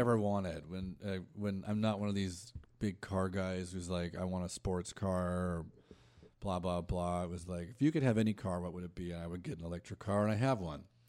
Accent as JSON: {"language": "English", "area": "Orange County", "region": "California", "country": "United States", "tie": "born or raised there", "lives_now": "Los Angeles, United States", "said": "grew up, I'm from Orange County, and I, like, grew, I grew up, like, around Disney"}